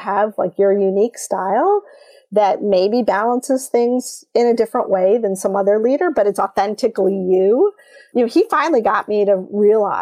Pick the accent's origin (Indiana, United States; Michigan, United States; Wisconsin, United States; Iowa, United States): Michigan, United States; I grew up in Michigan